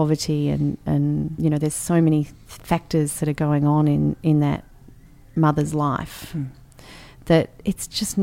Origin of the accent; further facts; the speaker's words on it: Canberra, Australian Capital Territory, Australia; we had great, great childhood growing up in Canberra